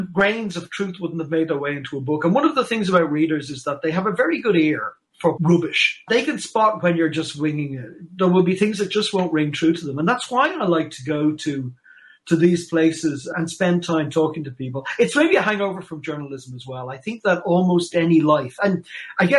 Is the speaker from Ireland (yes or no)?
yes; Ireland; being Irish.